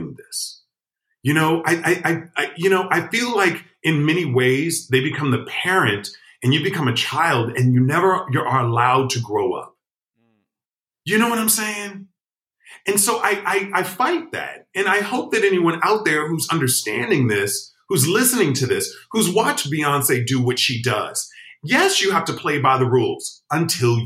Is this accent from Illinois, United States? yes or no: yes; Chicago, Illinois, United States; moved away; I'm originally from Chicago